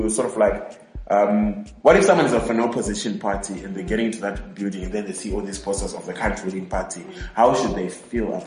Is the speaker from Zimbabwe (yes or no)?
yes; Zimbabwe